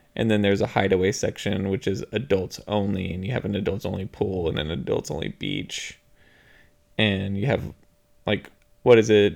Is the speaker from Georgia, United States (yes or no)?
no; Texas, United States; we're from Texas, so all the beaches here are brown.